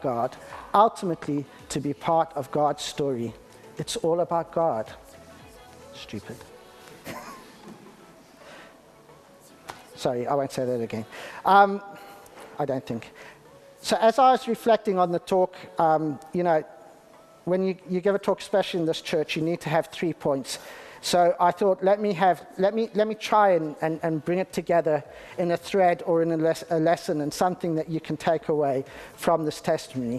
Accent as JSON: {"language": "English", "region": "Harare", "country": "Zimbabwe", "tie": "born or raised there", "moved": "yes", "lives_now": "United Kingdom", "said": "I was born in the UK, but I grew up in Zimbabwe"}